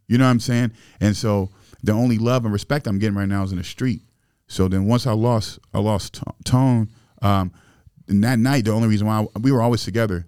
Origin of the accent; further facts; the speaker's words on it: Springfield, Illinois, United States; I grew up in Springfield, Illinois, and, you know, and we didn't have much